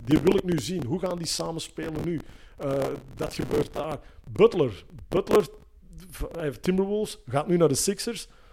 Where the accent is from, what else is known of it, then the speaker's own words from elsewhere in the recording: Antwerp, Flanders, Belgium; bij ons in Antwerpen